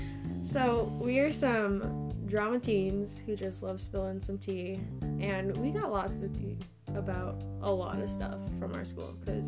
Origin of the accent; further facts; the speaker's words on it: Utah, United States; also born or lived in Europe; We're both from Utah.